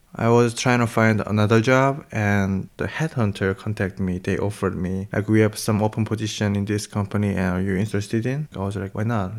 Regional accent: South Korea; moved away as an adult; now in Berlin, Germany; from South Korea.

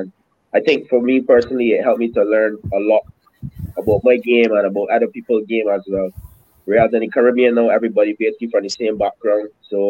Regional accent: New York, United States; born there; also born or lived in Barbados; I was born in New York, Queens, mm-hmm. obviously, but my parents, both my parents from Barbados, so they actually moved back to Barb

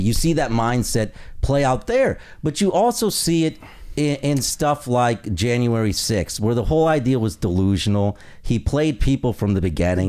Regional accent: Indiana, United States; I come from Indiana

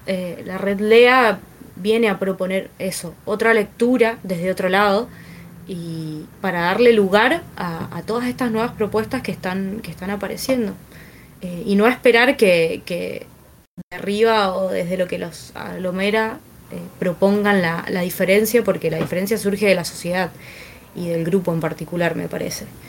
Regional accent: Mendoza, Argentina; como mendocinos

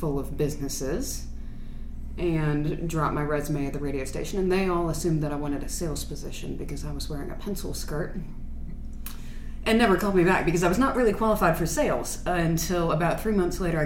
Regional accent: Maryland, United States; now in Columbus, Mississippi, United States; I grew up in Maryland.

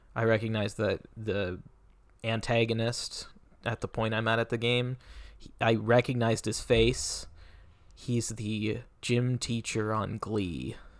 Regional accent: Federal Way, Washington, United States; I was in my hometown of Federal Way, Washington

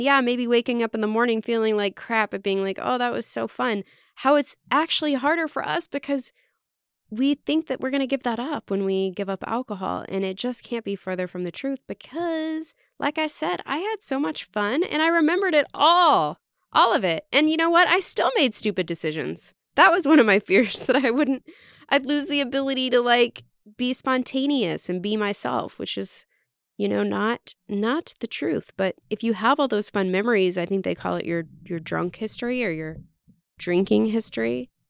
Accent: Texas, United States; I just wanted to state that I am from Texas. Yes, we were a little bit hick.

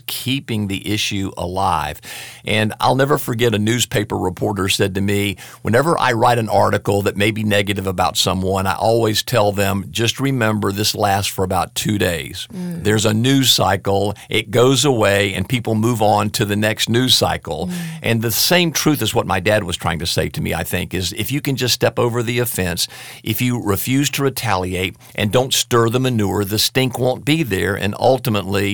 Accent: the South, United States; accent: southern; it usually has a southern accent, if you will, because I was raised in the South

